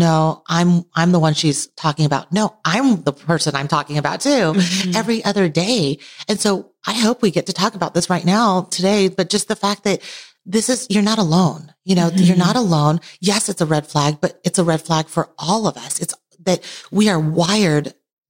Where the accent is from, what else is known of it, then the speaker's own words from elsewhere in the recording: Taiwan; now in United States; I was born in Taiwan, immigrated to the U.S., lived between two cultures